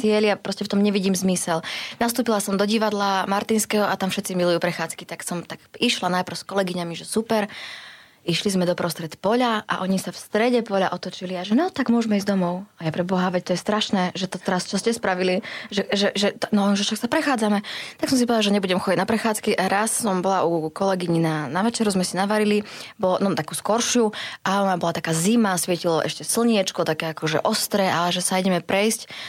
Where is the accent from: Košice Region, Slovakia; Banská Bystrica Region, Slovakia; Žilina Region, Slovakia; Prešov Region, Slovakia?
Prešov Region, Slovakia; Prešov; accent: eastern Slovak; now in Bratislava, Slovakia; u nás doma v Prešove